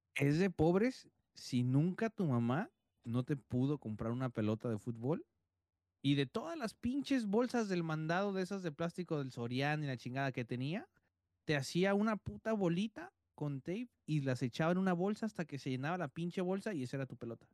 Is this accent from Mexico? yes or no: yes; Tijuana, Baja California, Mexico